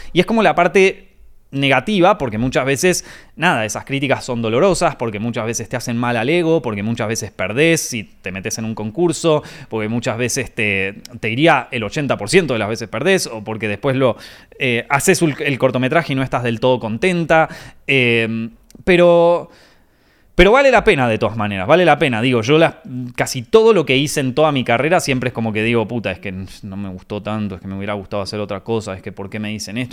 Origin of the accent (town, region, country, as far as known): Argentina; moved away as an adult; now in Spain